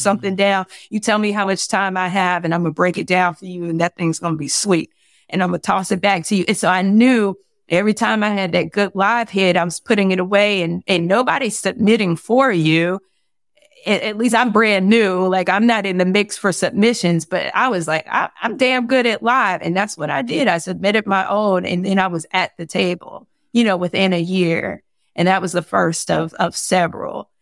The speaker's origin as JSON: {"language": "English", "town": "Fayetteville", "region": "North Carolina", "country": "United States", "tie": "born or raised there", "moved": "yes", "lives_now": "Atlanta, United States", "said": "Fort Bragg and Fayetteville, my, my hometown"}